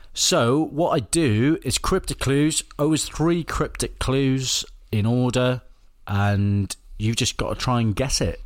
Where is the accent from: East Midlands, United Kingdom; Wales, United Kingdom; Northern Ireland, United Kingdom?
Wales, United Kingdom; Welsh; I'm Welsh